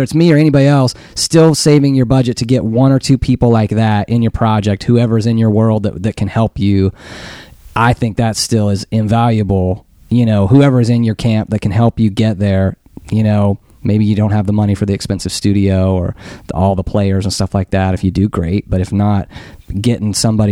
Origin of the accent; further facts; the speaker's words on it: Western Kansas, United States; growing up in Western Kansas where there is nobody, no people anywhere